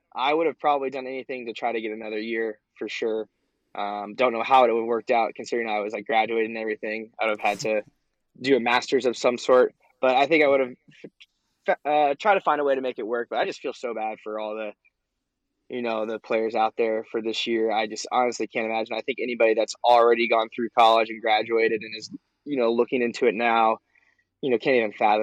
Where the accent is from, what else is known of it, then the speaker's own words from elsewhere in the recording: Bloomington, Indiana, United States; I was born in Bloomington Hospital, lived here my whole life, grew up going to every single IU football and basketball game